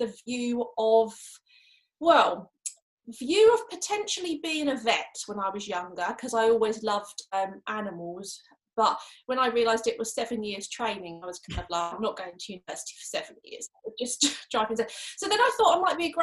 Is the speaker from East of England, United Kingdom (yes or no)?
no; Canterbury, South East England, United Kingdom; I'm literally only 5 miles away from where I grew up, which was in Canterbury in Kent